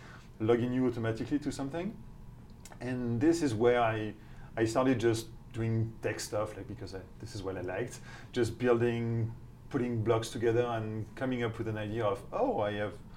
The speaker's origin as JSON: {"language": "English", "country": "France", "also_born_or_lived": "United Kingdom / Switzerland", "accent": "French", "second_language": "English", "moved": "as an adult", "said": "Starting with my accent, my outrageous accent, you can understand that I'm not from here, so I'm French"}